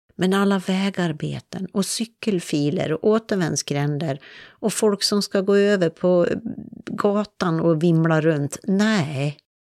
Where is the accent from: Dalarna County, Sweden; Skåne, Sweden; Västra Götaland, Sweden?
Dalarna County, Sweden; Jag växte upp i Dalarna